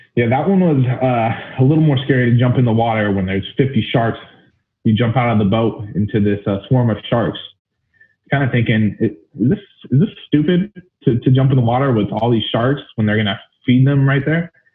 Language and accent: English; Alpine, California, United States; Alpine's uh, it's a small town, East County, San Diego, and I grew up there since I was two years old.